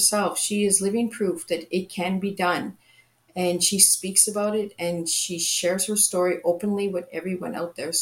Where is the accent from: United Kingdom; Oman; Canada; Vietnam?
Canada; I'm from Canada